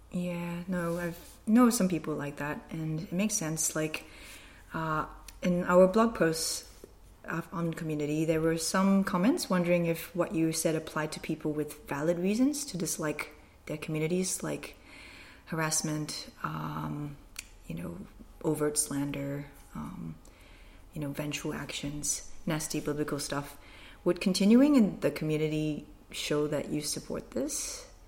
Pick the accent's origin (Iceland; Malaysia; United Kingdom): Malaysia; moved away as an adult; also born or lived in Queensland, Australia; now in Australia; grew up in Malaysia, came to Queensland to study a Bachelor of Occupational Therapy